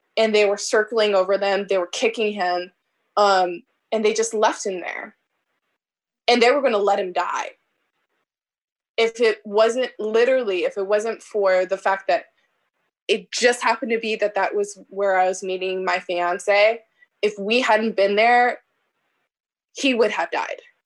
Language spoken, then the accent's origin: English; Omaha, Nebraska, United States; also born or lived in Bellevue, Nebraska; I grew up in North Omaha